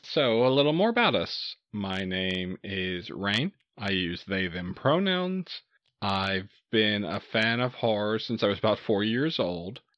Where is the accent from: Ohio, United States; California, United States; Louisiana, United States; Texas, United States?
Texas, United States; Southeast; I grew up in Southeast Texas